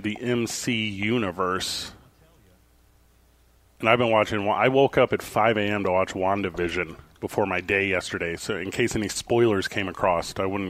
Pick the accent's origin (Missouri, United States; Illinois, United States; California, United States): Missouri, United States; St. Louis; now in New Mexico, United States; I grew up in St. Louis, Missouri, where baseball is religion.